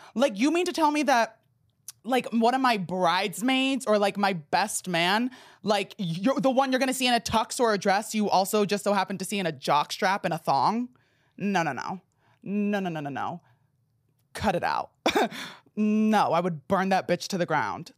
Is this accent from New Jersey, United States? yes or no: yes; New Jersey, United States; moved away; I grew up in New Jersey